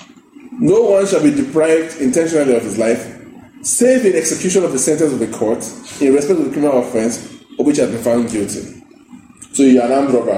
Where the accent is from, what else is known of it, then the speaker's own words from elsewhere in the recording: Jigawa, Nigeria; I'm from Jigawa State